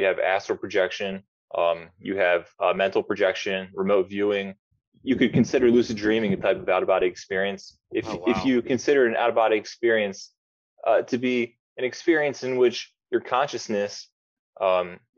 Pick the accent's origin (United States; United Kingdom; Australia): United States; Atlantic City, New Jersey; moved away as an adult; now in Brazil; I'm from Atlantic City, New Jersey. I live in Brazil now. I've been living here for about 9 years.